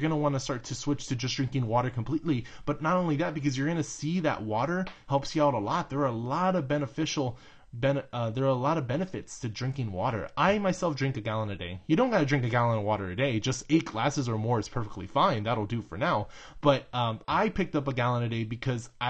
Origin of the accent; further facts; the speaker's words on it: Texas, United States; I'm from Texas